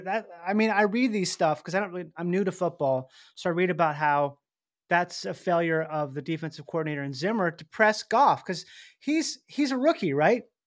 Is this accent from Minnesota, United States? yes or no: yes; Minnesota, United States; I grew up in Minnesota